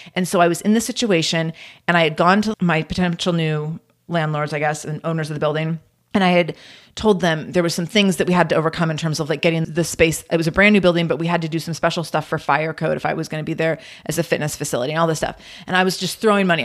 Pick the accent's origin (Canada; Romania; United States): United States; Pacific Northwest; I'm born and raised in the Pacific Northwest